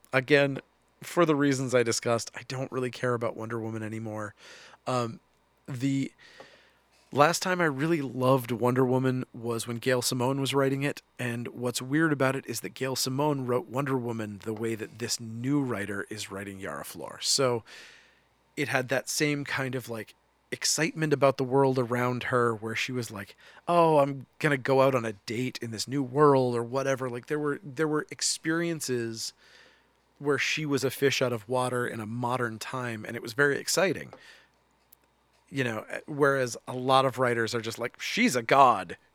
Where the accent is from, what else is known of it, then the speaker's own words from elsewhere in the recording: United States; I, as an American